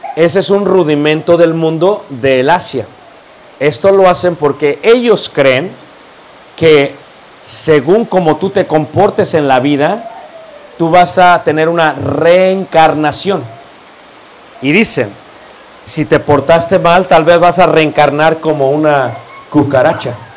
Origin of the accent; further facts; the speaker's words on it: Mexico; also born or lived in Playa del Carmen, Mexico; la mayoría como yo somos mestizos